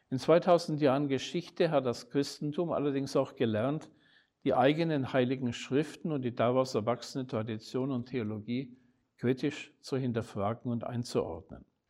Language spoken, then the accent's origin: German; Nuremberg, Bavaria, Germany; in meiner Heimatstadt in Nürnberg